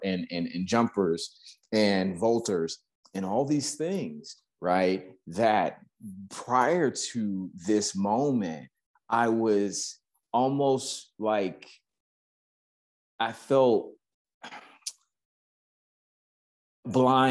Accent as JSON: {"language": "English", "region": "Texas", "country": "United States", "moved": "as an adult", "lives_now": "Los Angeles, United States", "said": "People hear the accent, they see the truck, they see I ride horses, and they say, where are you from? And I say, Texas"}